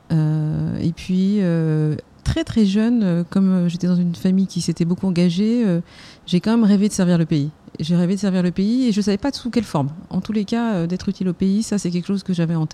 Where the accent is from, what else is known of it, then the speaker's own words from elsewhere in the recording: Algeria; also born or lived in Germany; Mon père était officier dans l'armée française et euh, je suis originaire euh, d'Algérie. Mon père a combattu pour la France, donc je suis fille de harki. Et j'ai grandi dans un univers aussi internationale puisque j'ai passé toute mon adolescence en Allemagne.